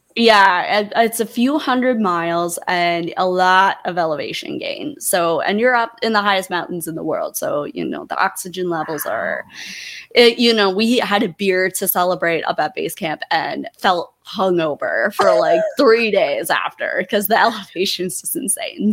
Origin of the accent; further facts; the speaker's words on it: Montana, United States; I'm in Montana in my hometown.